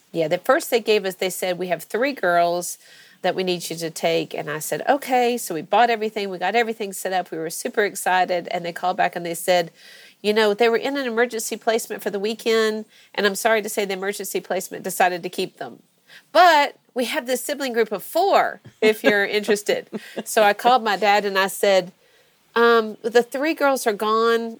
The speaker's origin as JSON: {"language": "English", "region": "Georgia", "country": "United States", "tie": "born or raised there", "also_born_or_lived": "Florida", "said": "I'm from Georgia originally. I was born in uh, Florida, but only because my dad was in residency there at the University of um, Florida and um, grew up here"}